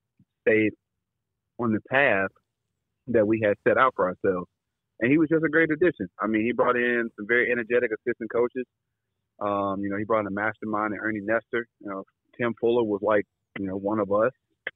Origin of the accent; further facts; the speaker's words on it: the South, United States; I'm from the South.